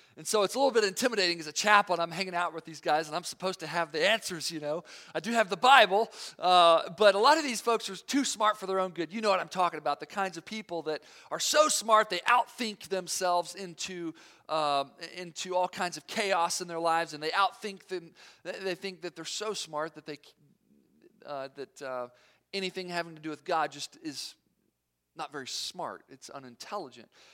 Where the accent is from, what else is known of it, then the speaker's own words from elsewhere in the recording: Knoxville, Tennessee, United States; moved away; also born or lived in Fort Campbell; I'm from Knoxville, Tennessee